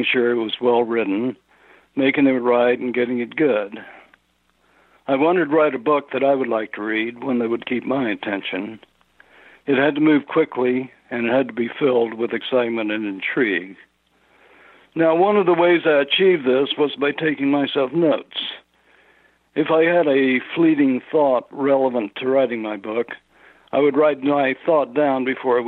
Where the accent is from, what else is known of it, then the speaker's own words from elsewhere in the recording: Texas, United States; moved away as an adult; also born or lived in Tehran, Iran; I grew up in Texas